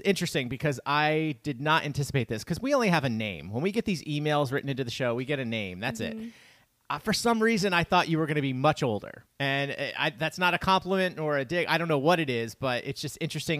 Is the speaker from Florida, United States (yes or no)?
no; upstate New York, United States; I grew up in upstate New York